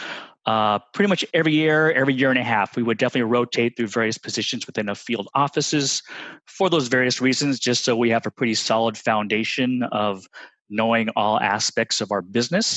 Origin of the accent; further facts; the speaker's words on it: Redondo Beach, California, United States; moved away as an adult; now in Texas, United States; my father used to take me to the local pier in Redondo Beach, California